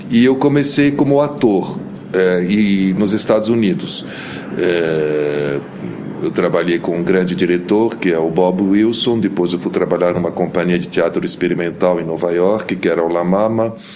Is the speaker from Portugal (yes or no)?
no; Lebanon; born there; eu nasci no Líbano, sou de mãe brasileira, de pai libanês. Meu pai era diplomata, era ministro das Relações Exteriores